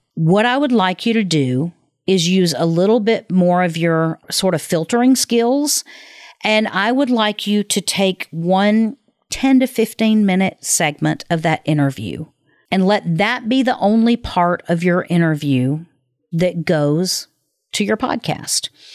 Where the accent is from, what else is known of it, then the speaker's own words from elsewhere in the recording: the South, United States; I was raised in the South